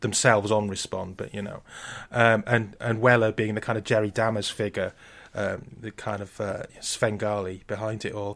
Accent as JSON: {"language": "English", "region": "Wales", "country": "United Kingdom"}